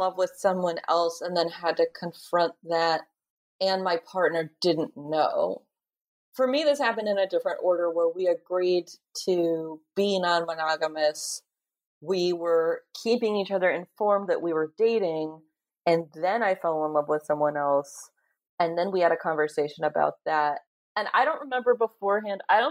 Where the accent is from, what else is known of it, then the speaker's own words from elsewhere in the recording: Bay Area, California, United States; I was raised in the Bay Area by pretty progressive parents